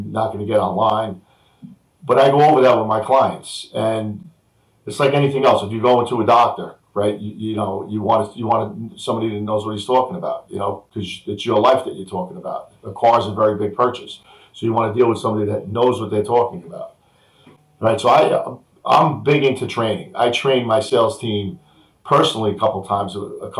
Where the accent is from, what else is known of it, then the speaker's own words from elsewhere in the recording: New Rochelle, New York, United States; I grew up on Drake Avenue in New Rochelle in an apartment building